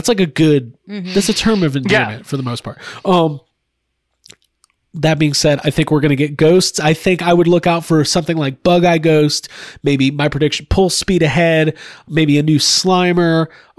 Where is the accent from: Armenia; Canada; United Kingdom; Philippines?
Canada; as a Canadian, I would be pissed about that because that was not a Canadian exclusive